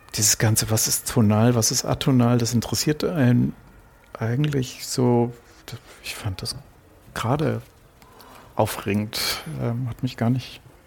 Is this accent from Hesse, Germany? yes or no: yes; Frankfurt, Hesse, Germany; ich bin in Frankfurt aufgewachsen